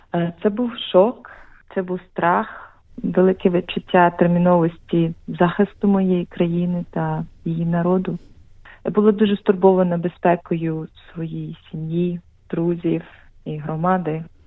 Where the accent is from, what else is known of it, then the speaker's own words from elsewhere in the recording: Sevastopol, Ukraine; moved away as an adult; also born or lived in Lviv / Zurich; now in Melbourne, Australia; Я насправді народилася в Севастополі. Але я приїхала до Австралії вже 10 років тому